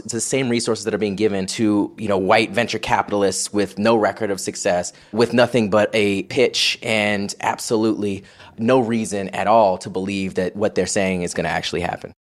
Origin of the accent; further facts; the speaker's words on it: Florida, United States; also born or lived in Long Island, New York; I was born in Long Island, moved down to Florida when I was just one years